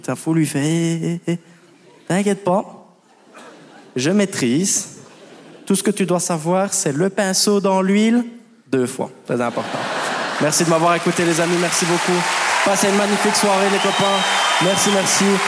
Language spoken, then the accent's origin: French; Belgium; moi je viens de Belgique